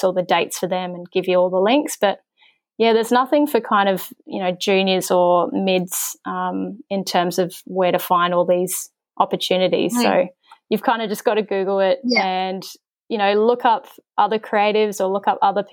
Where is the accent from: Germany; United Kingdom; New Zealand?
New Zealand; I grew up in New Zealand